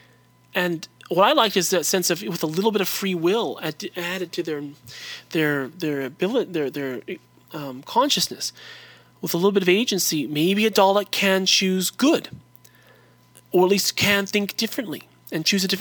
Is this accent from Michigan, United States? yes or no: no; Whittier, California, United States; now in Provo, United States; I'm from East Los Angeles, California, a city called Whittier, but I live in a city called Provo, Utah now